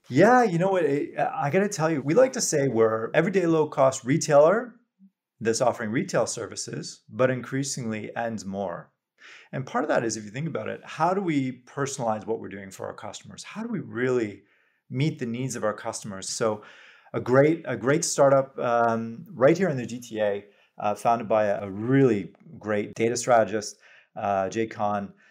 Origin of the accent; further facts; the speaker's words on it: Canada; as a Canadian, very proud